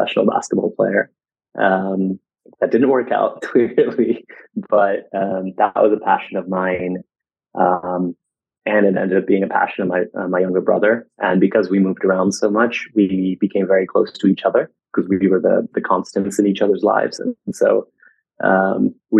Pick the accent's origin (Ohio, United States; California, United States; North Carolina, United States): California, United States; growing up in California